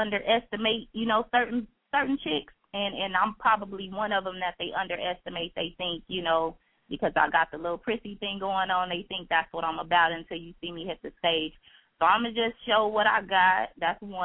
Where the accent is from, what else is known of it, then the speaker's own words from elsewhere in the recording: California, United States; moved away as an adult; now in Chicago, United States; I'm from California originally.